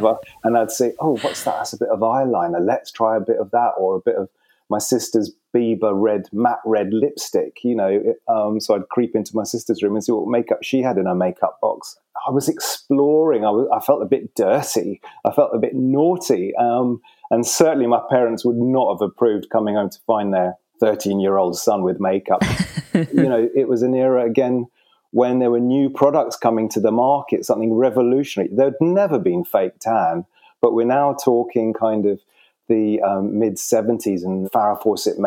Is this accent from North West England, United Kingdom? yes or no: no; London, United Kingdom; now in Norfolk, United Kingdom; growing up just off the King's Road near Sloane Square